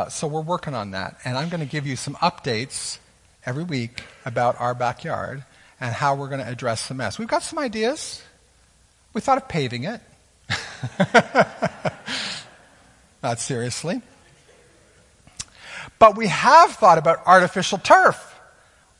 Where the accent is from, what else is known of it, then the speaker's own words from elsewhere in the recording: Canada; as Canadian citizens